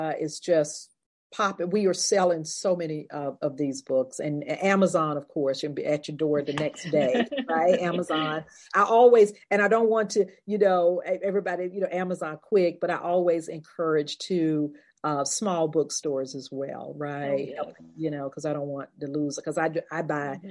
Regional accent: North Carolina, United States; This is my home state. I was born in North Carolina.

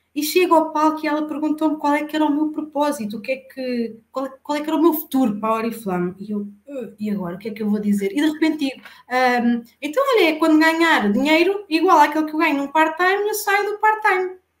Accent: Alcanhões, Santarém District, Portugal; eu sou de Alcanhões, vivo na zona de Santarém

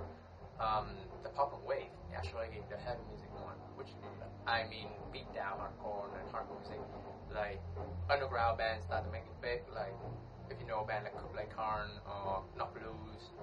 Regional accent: Ho Chi Minh City, Vietnam; my own family, like moved here since I was around 3 years old

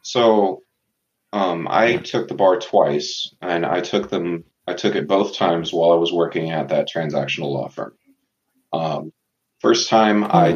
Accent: Tucson, Arizona, United States; born and raised in Tucson, Arizona.

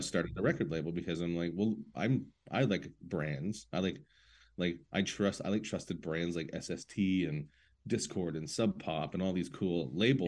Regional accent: St. Catharines, Ontario, Canada; I'm a guy from Saint Catharines

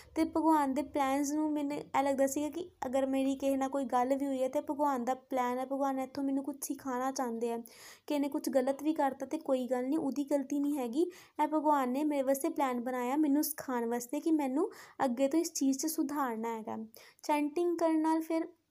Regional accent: Pathankot, Punjab, India; ਮੈਂ ਪਠਾਨਕੋਟ ਦੀ ਰਹਿਣ ਵਾਲੀ ਹਾਂ

